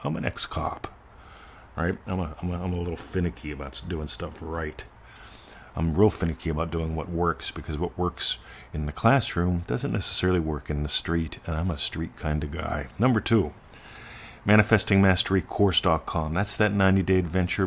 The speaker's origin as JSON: {"language": "English", "country": "United States", "moved": "as an adult", "lives_now": "Australia", "said": "being an American semi-expat and an Australian resident"}